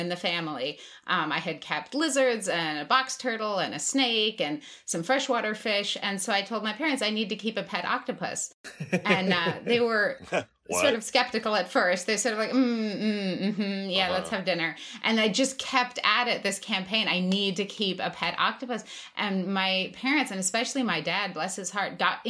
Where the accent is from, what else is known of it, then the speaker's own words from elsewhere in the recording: Los Angeles, California, United States; I grew up in Los Angeles